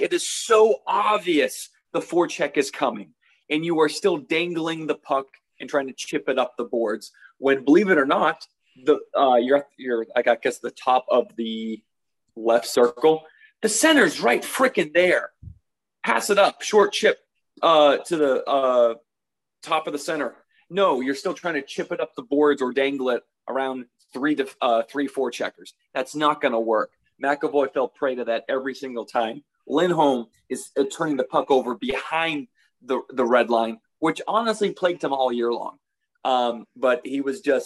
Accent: the South, United States; I'm a Southerner

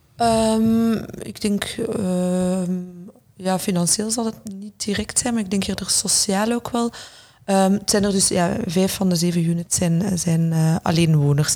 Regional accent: Brussels, Brussels-Capital Region, Belgium; also born or lived in London; wij als, als Brusselaars, of misschien ingewikkelde Brusselaars moet ik ook wel zeggen

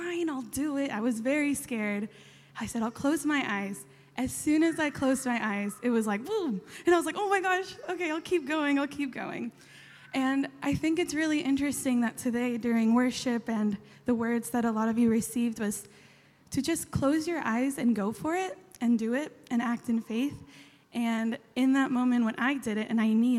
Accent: San Diego, California, United States; moved away as an adult; also born or lived in Chile; now in Australia; I'm from San Diego, I'm from California, you can tell by the accent

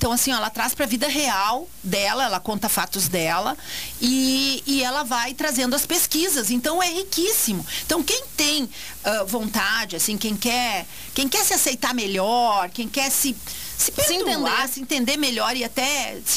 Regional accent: Montenegro, Rio Grande do Sul, Brazil; E eu tô com 61. Quando era criança pequena lá em Barbacena? Lá em Barbacena, lá em Montenegro, tá?

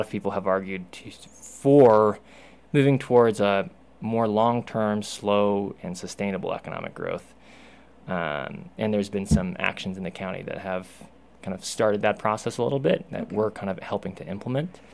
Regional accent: Salt Lake City, Utah, United States; now in Moab, United States; I am a native Utahn in that I grew up in Salt Lake City

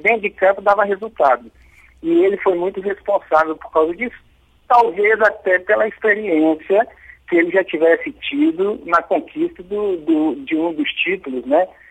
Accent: Belo Horizonte, Minas Gerais, Brazil; nós somos de Belo Horizonte

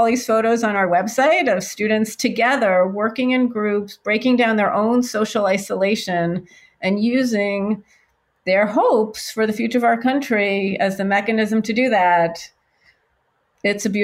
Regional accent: New York, United States; now in Los Angeles, United States; I grew up in New York and have been in California for more than half of my life at this point

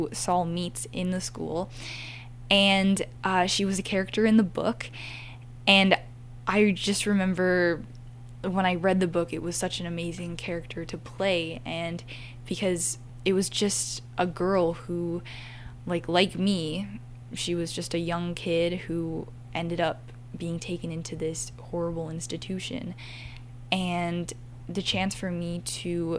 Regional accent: Aurora, Ontario, Canada; also born or lived in Toronto, Canada; I grew up in Aurora, just outside Toronto

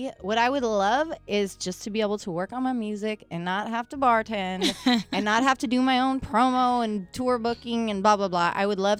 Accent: West Coast, United States; Yeah, I told you I was from the West

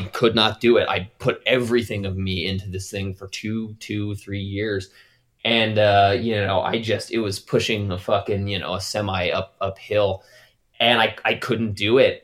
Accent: Wyoming, United States; moved away; also born or lived in California; I lived in California, but I'm from Wyoming

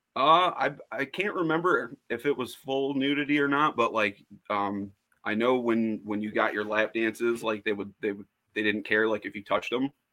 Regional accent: Woodhaven, Michigan, United States; i was born where i live right now in woodhaven michigan i'm about uh, 20 minutes south of detroit

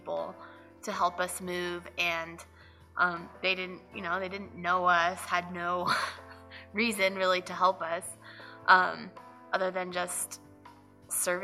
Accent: Reno, Nevada, United States; moved away as an adult; also born or lived in Las Vegas, Nevada; I also grew up in Reno, Nevada

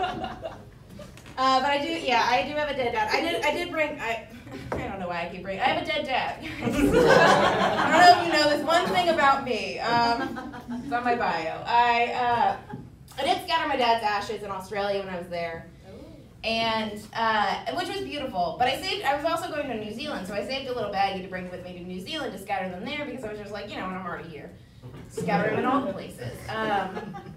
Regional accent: New Jersey, United States; I'm from New Jersey

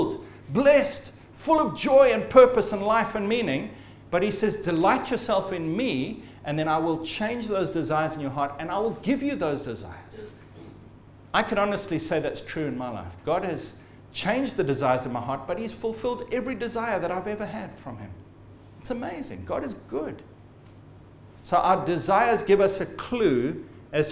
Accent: Zimbabwe; I'm of Scottish descent, but I was born in Zimbabwe

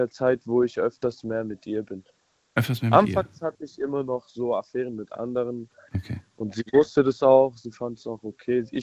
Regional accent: Spaichingen, Baden-Württemberg, Germany; ich bin aus Speichingen.

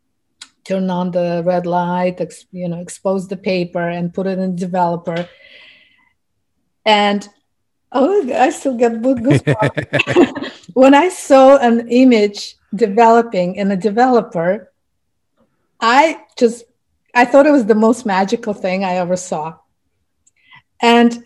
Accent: Ufa, Bashkortostan, Russia; English is a second language; moved away as an adult; now in New York City, United States; I came from Russia, where I lived half of my life, and when I started photography back in the 80s, in my Republic of Bashkortostan, I was the only female fine art photographer.

